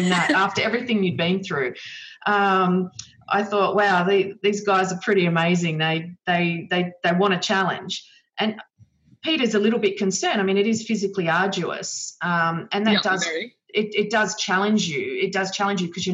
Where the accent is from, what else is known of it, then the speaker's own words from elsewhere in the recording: Australia; in Australia where the big waves and surf are part of our understand. You know, we grow up with it